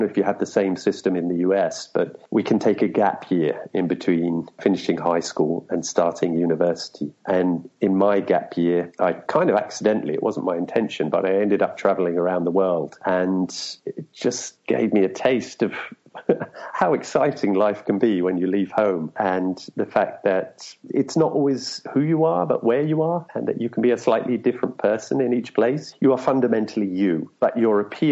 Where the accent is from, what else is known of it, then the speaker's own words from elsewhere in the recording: London, United Kingdom; moved away as an adult; also born or lived in Edgware, London / Manchester / Japan / China; now in Brazil; I was born on one northern branch of that, and I grew up from the age of three on another branch, High Barnet, and I spent the first 18 years of my life there.